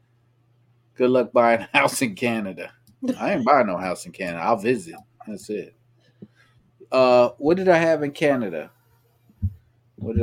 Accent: United States; I'm an American

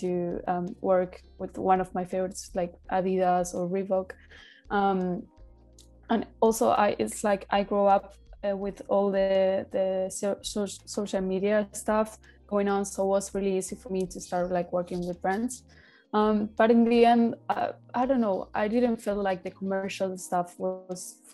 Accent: Buenos Aires, Argentina; moved away; in Buenos Aires, in my hometown

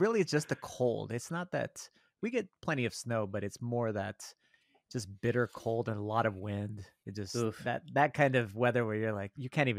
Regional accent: El Paso, Texas, United States; now in Minnesota, United States; I'm originally from El Paso, Texas.

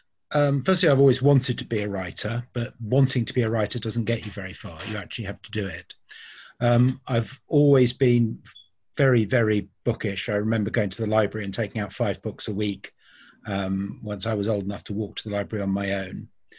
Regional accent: Bristol, South West England, United Kingdom; also born or lived in United States; now in London, United Kingdom; Well, although I was born in America, I came to Bristol when I was 2 years old, and I've lived all over the south of England, and I've been living in London since 1997.

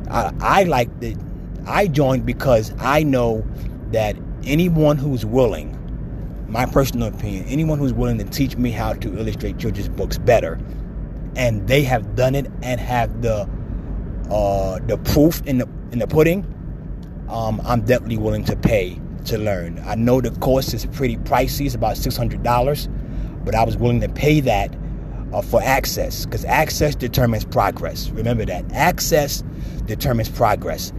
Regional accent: New York, United States; now in Pennsylvania, United States; I'm a Giants fan because I'm from New York

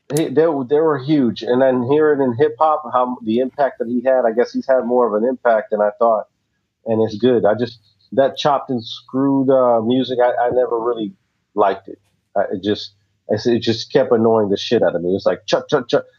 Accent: the South, United States; I'm from the South

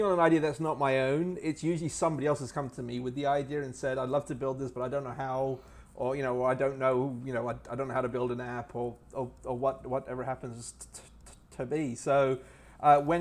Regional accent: England, United Kingdom; I grew up in England, so I was my family moved to England when I was about 4 years old in the mid 70s.

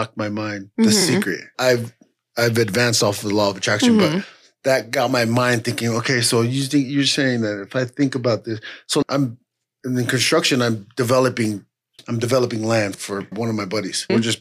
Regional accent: Ogden, Utah, United States; also born or lived in Southern California; we grew up in Ogden together

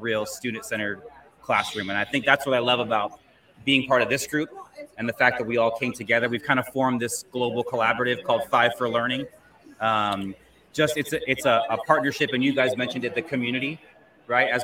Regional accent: Southern California, United States; I'm an educator from Southern California

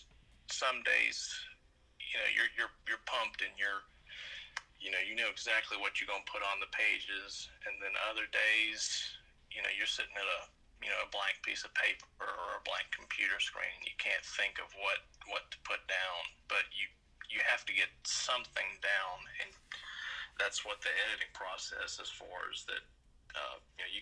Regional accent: Brandon, Mississippi, United States; also born or lived in Jackson; I've lived in Brandon for the majority of my life

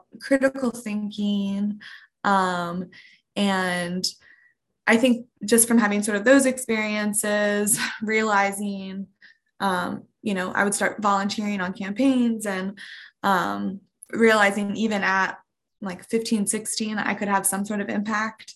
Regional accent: Outer Banks, Eastern North Carolina, United States; I'm from the Outer Banks, Eastern North Carolina

